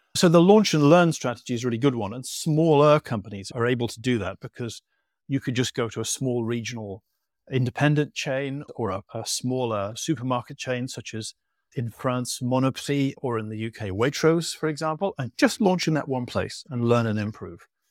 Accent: England, United Kingdom; you've probably guessed by my accent where I'm from

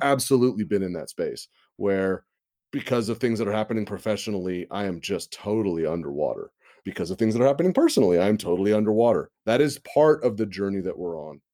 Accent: Santa Rosa area, California, United States; I live in my hometown. I live where I grew up. The Tubbs Fire of twenty seventeen have burned half my high school.

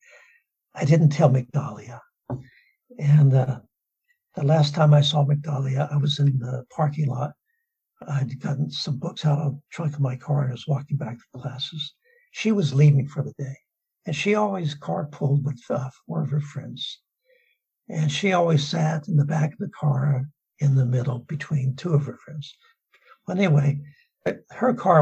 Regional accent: Southern California, United States; I grew up in Southern California.

